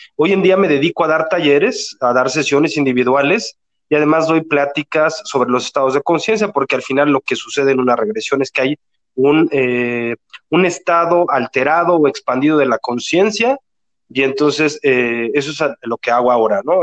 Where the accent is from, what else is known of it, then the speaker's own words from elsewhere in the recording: Mexico City, Mexico; now in Guadalajara, Mexico; Vivo en Guadalajara, yo soy de Ciudad de México, pero vivo en Guadalajara